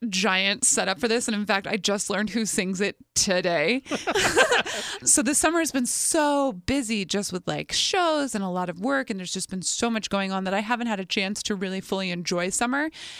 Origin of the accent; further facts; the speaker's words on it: Ewing, New Jersey, United States; I grew up in Ewing, right outside of Trenton.